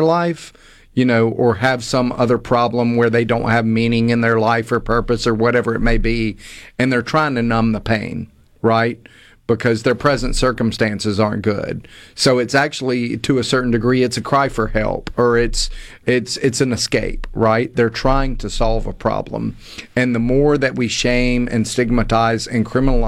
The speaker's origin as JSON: {"language": "English", "town": "Hattiesburg", "region": "Mississippi", "country": "United States", "tie": "born or raised there", "said": "I'm originally from Hattiesburg, grew up in a good, loving, well-respected family"}